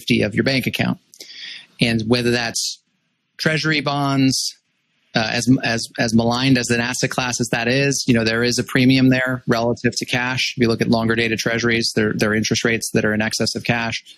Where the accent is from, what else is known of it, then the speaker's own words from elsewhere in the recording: Los Angeles, California, United States; moved away as an adult; I grew up in Los Angeles